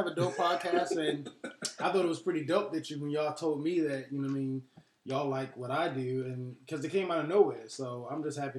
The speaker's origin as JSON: {"language": "English", "town": "Baltimore", "region": "Maryland", "country": "United States", "tie": "born or raised there", "said": "I'm from Baltimore. Born and raised."}